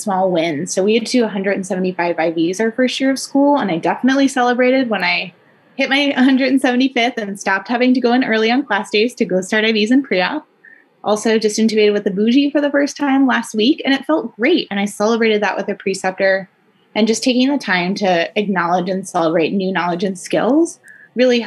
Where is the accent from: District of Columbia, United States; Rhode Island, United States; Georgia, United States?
Georgia, United States; Atlanta; moved away as an adult; now in Spokane, United States; I am actually from Atlanta, Georgia